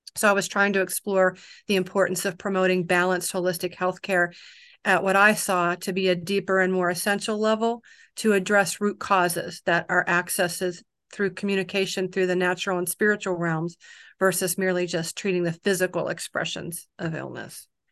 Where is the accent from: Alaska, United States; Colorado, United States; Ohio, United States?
Alaska, United States; Kodiak; I'm from Kodiak